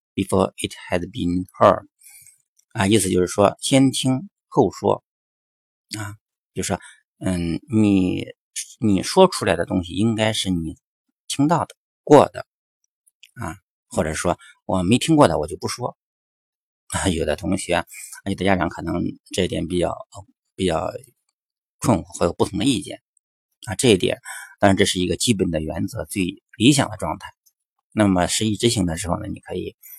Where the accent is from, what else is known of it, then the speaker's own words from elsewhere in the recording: China; 那么我们国内学英语的时候